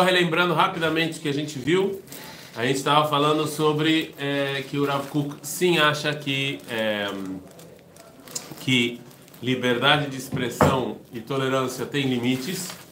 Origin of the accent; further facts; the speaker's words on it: Brazil; first language Portuguese; eu sou brasileiro porque eu falo português, ou eu sei que a língua, minha língua é português